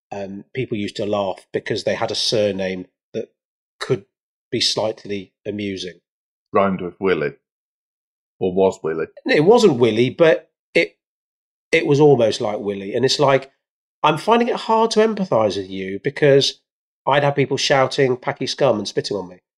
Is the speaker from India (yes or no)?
yes; India; are you assuming I should know about rice because I'm Indian, Joel?